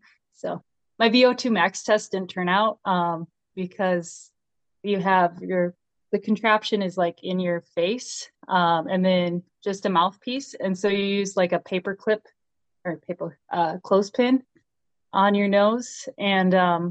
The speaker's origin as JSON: {"language": "English", "town": "Edgerton", "region": "Minnesota", "country": "United States", "tie": "born or raised there", "said": "It is Southwest Minnesota, this tiny town of Edgerton"}